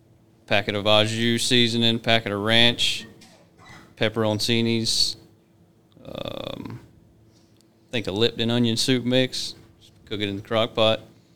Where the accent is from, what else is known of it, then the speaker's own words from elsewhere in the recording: Ash, North Carolina, United States; I'm from Ash. That's where my house is.